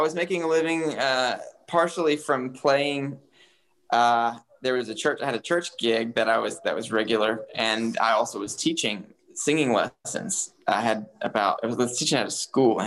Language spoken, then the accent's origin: English; Huntsville, Alabama, United States; also born or lived in South Africa; now in Nashville, United States; I'm from Huntsville, Alabama